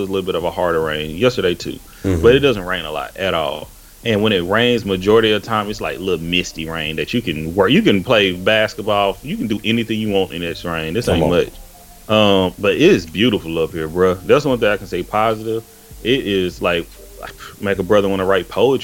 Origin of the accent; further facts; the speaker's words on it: Tyler, Texas, United States; moved away as an adult; also born or lived in Houston, Texas; now in Seattle, United States; I'm initially from East Texas. I'm from Tyler, Texas.